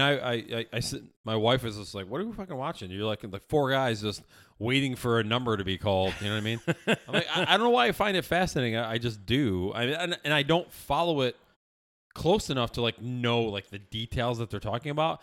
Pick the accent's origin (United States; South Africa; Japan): United States; Syracuse, New York; I'm from Syracuse.